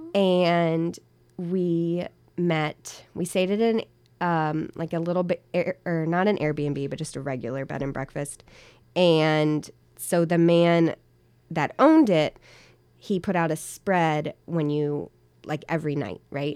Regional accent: Virginia, United States; moved away as an adult; now in Hillsdale, United States; I'm not from here. I'm originally from Virginia

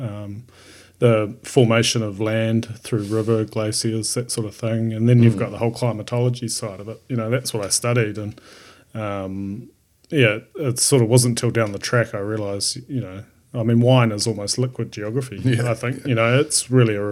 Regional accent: Rotorua, Bay of Plenty, New Zealand; I grew up in Rotorua, not really a wine growing region

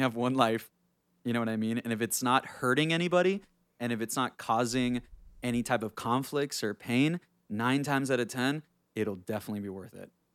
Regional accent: Honduras; moved away; I grew up in, I grew up in Honduras, so that's where I'm from, I was born in Honduras

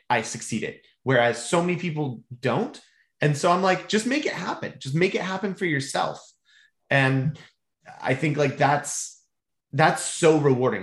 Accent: Mount Pleasant, Michigan, United States; moved away as an adult; also born or lived in Charlotte, North Carolina; now in Central Florida, United States; I was raised in Mount Pleasant, ah, Michigan

